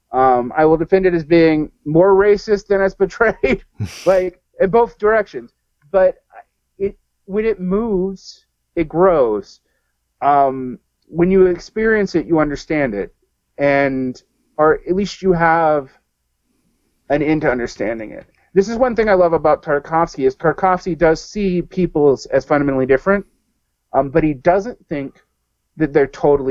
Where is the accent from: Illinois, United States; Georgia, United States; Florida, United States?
Georgia, United States; born or raised there; moved away as an adult; also born or lived in Johnstown, Pennsylvania / Egypt